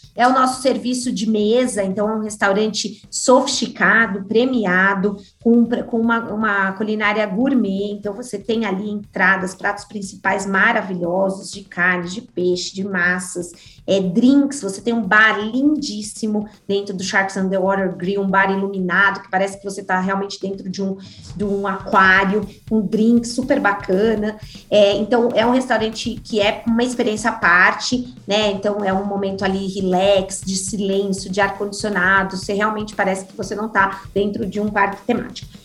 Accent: Brazil

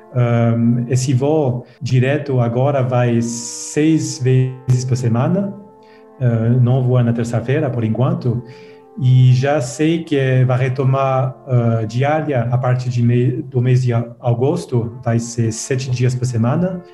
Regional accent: Lausanne, Vaud, Switzerland; accent: French; Portuguese is a second language; eu sou da parte francesa, né? Você dá para ouvir que tem o sotaque francês. É, uhum. É, eu nasci lá, lá em Lausanne

